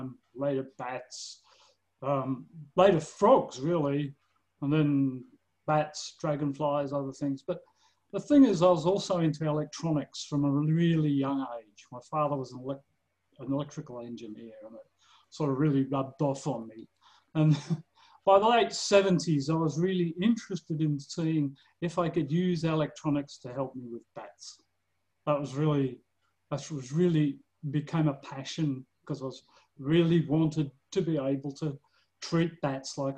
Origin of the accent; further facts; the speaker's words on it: Australia; now in Missouri, United States; I'm Australian, but I live in Missouri